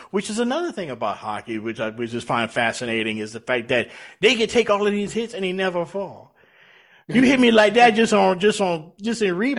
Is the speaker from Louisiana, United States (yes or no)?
yes; South Louisiana, United States; now in Atlanta, United States; growing up here in the South, living in Atlanta, growing up in South Louisiana, about 18 miles from the Gulf of Mexico.